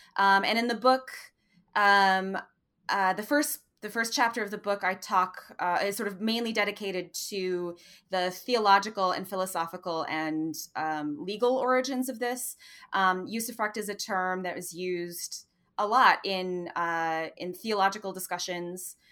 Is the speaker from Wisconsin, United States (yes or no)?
yes; Madison, Wisconsin, United States; moved away; also born or lived in Oxford, Mississippi / Notre Dame, Indiana; my hometown in Madison, Wisconsin